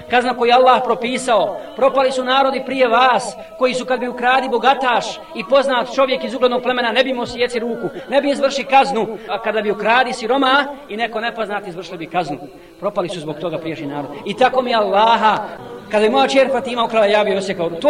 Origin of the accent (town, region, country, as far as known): Bosnia & Herzegovina